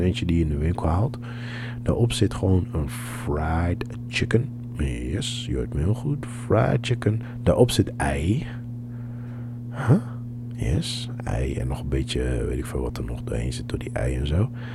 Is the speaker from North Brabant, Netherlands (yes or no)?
no; Amsterdam, North Holland, Netherlands; We zeggen: ja, Amsterdam.